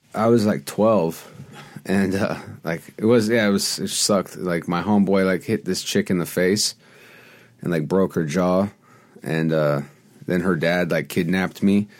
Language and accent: English; Los Angeles, California, United States; also born or lived in New York / Venice, Los Angeles; So I grew up on Melrose